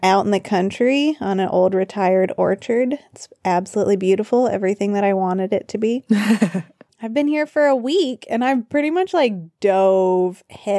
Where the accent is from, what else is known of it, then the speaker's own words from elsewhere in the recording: Arkansas, United States; moved away as an adult; also born or lived in Nepal; So I am back in my home state of Arkansas.